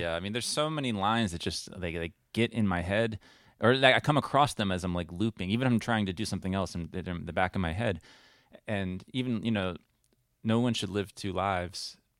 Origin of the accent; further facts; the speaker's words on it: United States; moved away as an adult; also born or lived in Lexington, Kentucky; I haven't lived in America for, uh, twelve, fourteen, I don't know how many years now, but I don't even necessarily identify as an American